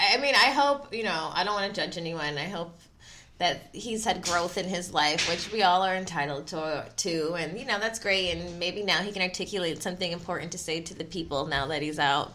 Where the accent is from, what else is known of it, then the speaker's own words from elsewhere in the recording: Philadelphia, Pennsylvania, United States; I'm from Philly. Like, my parents are from Philly.